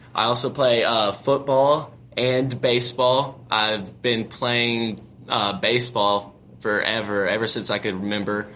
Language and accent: English; Zephyr, Texas, United States; I'm from Zephyr, Texas, very central